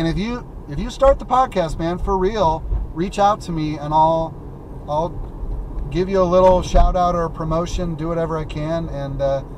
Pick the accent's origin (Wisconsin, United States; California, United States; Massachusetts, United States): Wisconsin, United States; That's what we used to do growing up in Wisconsin, exactly.